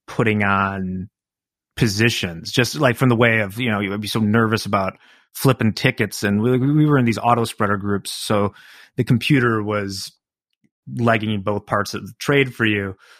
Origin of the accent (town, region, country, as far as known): River Forest, Illinois, United States; born or raised there; also born or lived in Chicago, Illinois